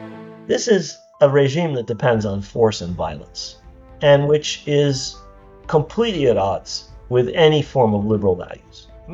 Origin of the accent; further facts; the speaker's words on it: United States; born there; also born or lived in Arab world; My family is originally from Jerusalem. I was born in the United States because my father couldn't go back after 1948 to Palestine